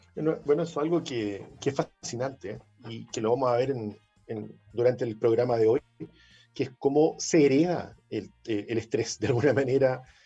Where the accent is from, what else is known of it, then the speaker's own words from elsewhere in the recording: Chile; somos los chilenos